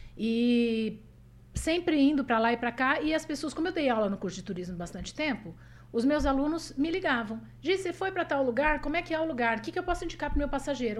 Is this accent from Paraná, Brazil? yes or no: yes; Paraná, Brazil; also born or lived in Presidente Prudente, São Paulo; eu nasci em Presidente Prudente, no estado de São Paulo, mas eu vim para o Paraná com quatro anos